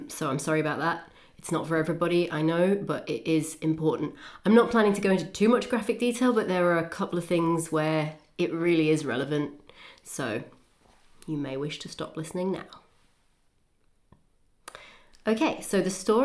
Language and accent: English; Newcastle upon Tyne, North East England, United Kingdom; we have a bit of a Geordie link because we're from Newcastle upon Tyne